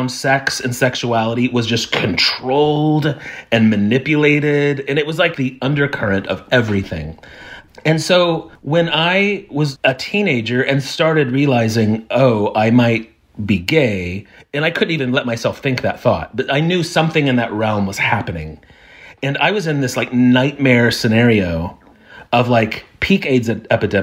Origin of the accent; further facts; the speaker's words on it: Evansville, Indiana, United States; now in Nashville, United States; I grew up in, I say it's a small town, but anyone in Evansville, Indiana will tell you that it's the fourth largest town in Indiana